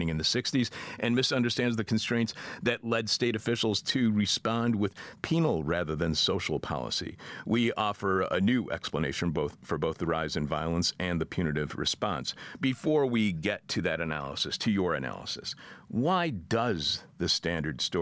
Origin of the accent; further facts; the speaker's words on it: United Kingdom; now in Italy; I'm a Brit in Italy and have no idea if I can be of service to you